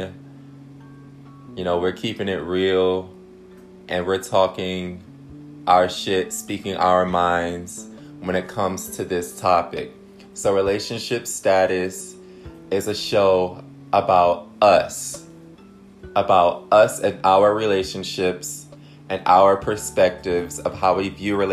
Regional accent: Detroit, Michigan, United States; I'm from Detroit.

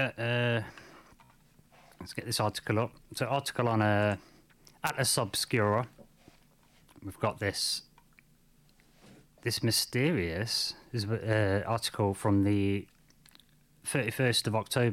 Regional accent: United Kingdom; I'm from Britain.

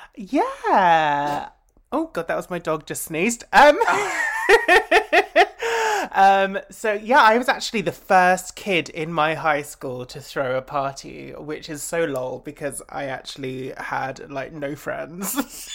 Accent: Essex, East of England, United Kingdom; I grew up in Essex.

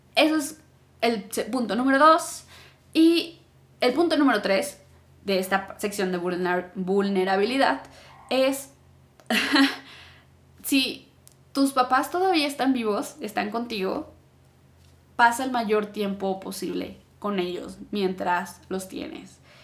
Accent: Mexico; yo ya salí de México, ya estuve viajando

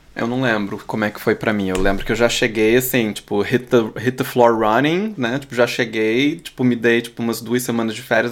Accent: Brazil; first language Portuguese; moved away as an adult; now in Berlin, Germany; eu, como brasileiro

